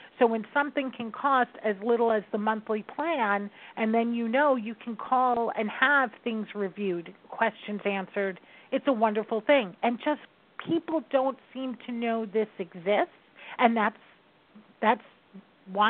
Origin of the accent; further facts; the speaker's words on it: New York, United States; I am a New Yorker.